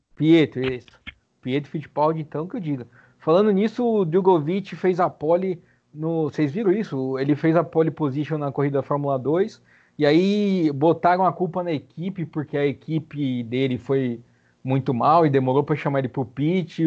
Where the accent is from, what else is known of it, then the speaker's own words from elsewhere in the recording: Brazil; a gente é brasileiro um pouco